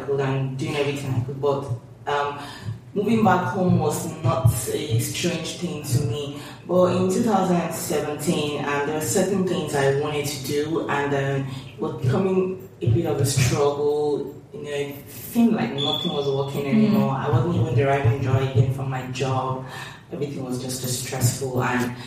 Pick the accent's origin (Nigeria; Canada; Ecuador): Nigeria; moved away as an adult; also born or lived in Dundee, United Kingdom / United Kingdom; now in Lagos, Nigeria; I was born in Nigeria, grew up in Nigeria, schooled